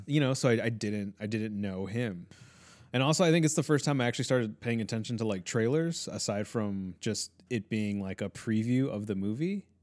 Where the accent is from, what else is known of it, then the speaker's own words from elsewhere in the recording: Chicago, Illinois, United States; I was born here